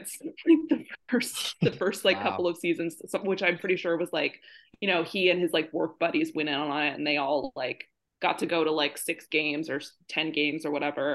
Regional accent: Phoenix, Arizona, United States; moved away; also born or lived in Chandler, Arizona; I grew up in Phoenix

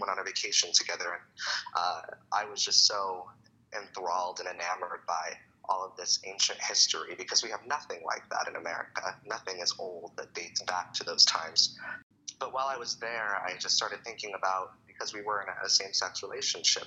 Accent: Phoenix, Arizona, United States; was born and raised in Phoenix, Arizona

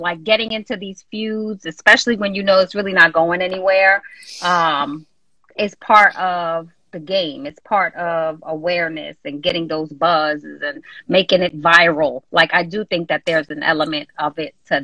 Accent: New York, United States; I'm from New York. I'm in New York all the time, you know, Jersey, New York

